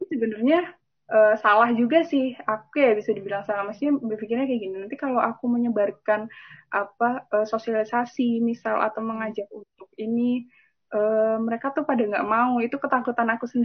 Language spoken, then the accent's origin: Indonesian; Tegal, Central Java, Indonesia; saya kan asli Tegal gitu.